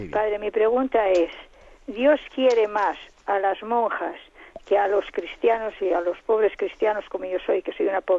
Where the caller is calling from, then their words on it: Murcia, Region of Murcia, Spain; de Murcia.